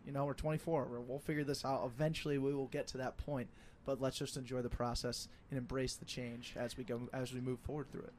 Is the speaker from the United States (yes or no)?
yes; Denver, Colorado, United States; moved away as an adult; now in Twin Cities, United States; I'm from Denver